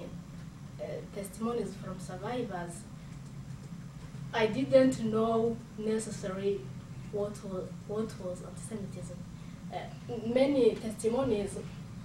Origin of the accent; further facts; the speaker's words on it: Rwanda; I, as a Rwandan, as someone from Africa